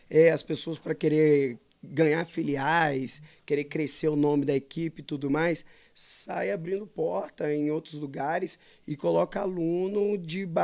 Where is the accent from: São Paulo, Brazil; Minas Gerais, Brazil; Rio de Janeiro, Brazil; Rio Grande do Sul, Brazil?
Rio de Janeiro, Brazil; Macaé; also born or lived in Espírito Santo / Bahia; now in Domingos Martins, Brazil; eu sou de Macaé, Rio